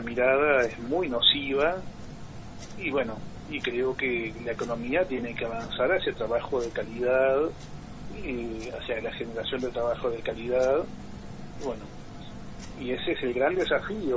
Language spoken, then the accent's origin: Spanish; Argentina; como cualquier argentino